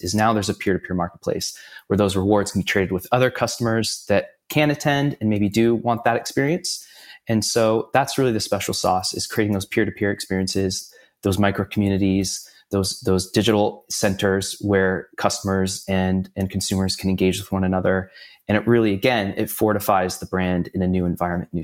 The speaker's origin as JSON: {"language": "English", "town": "San Diego", "region": "California", "country": "United States", "tie": "born or raised there", "also_born_or_lived": "Los Angeles", "lives_now": "Orange County, United States", "said": "Originally from San Diego, born and raised"}